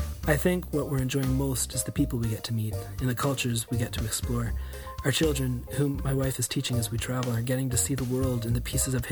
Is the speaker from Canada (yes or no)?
yes; Canada; moved away as an adult; also born or lived in Europe; I'm a Canadian living abroad with my wife and six children